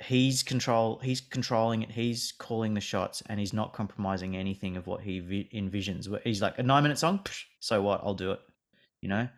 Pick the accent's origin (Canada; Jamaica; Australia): Australia; me living and growing up in Australia